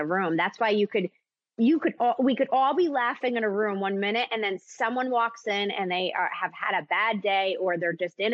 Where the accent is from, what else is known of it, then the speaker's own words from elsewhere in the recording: East Coast, United States; moved away as an adult; also born or lived in Connecticut / New York; now in Nashville, United States; I grew up in Connecticut and New York in the East Coast, and then I moved down to Nashville